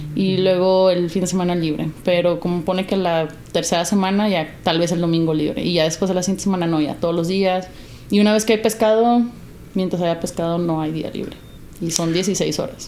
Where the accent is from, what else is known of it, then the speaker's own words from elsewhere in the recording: Mexico; also born or lived in United States (born) / Jalisco / Alaska; como mexicanos